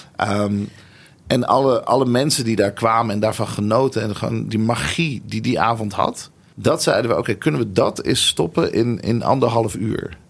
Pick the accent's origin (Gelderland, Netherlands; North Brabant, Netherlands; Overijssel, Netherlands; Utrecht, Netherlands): Utrecht, Netherlands; Nieuwegein; also born or lived in Tel Aviv, Israel; Ik ben geboren in Tel Aviv. En toen, eh, toen eindigde ik in Nieuwegein.